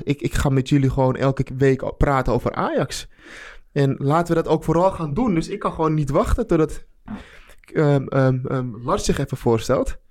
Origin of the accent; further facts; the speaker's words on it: Amsterdam, North Holland, Netherlands; ik ben Amsterdammer